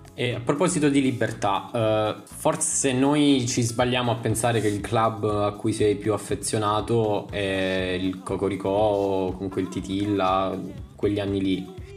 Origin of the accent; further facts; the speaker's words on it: Taranto, Apulia, Italy; io sono di Taranto